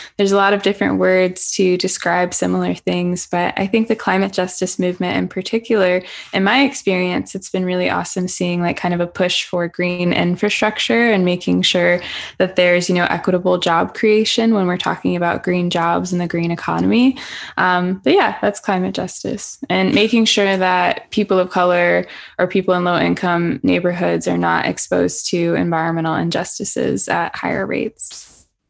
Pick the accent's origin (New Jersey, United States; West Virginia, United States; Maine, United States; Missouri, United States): Missouri, United States; St. Louis; now in Southern California, United States; I'm from the Midwest, originally St. Louis, Missouri.